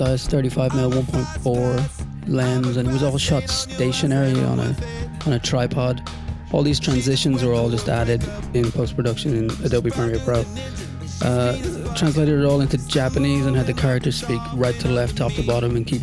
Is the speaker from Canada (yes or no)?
no; Ireland; accent: Irish; I'm Irish, okay? And I think that when I talk to people, they go, yeah, he's got an accent, right? But when I talk to people on the phone, I sound Irish as fuck